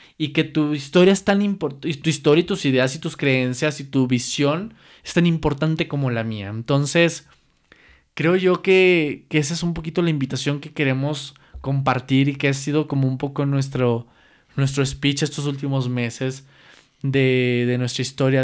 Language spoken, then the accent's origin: Spanish; Mexico; como mexicanos